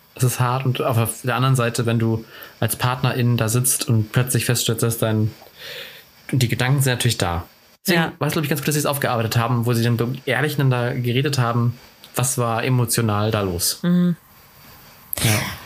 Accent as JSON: {"language": "German", "town": "Cuxhaven", "region": "Lower Saxony", "country": "Germany", "moved": "yes", "said": "ich komme ja aus, ursprünglich aus Cuxhaven, ist auch eine Kleinstadt"}